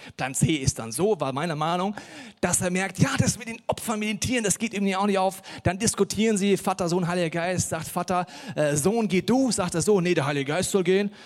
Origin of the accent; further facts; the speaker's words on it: Hesse, Germany; Ich komme aus Hessen, da sagt man Mosche.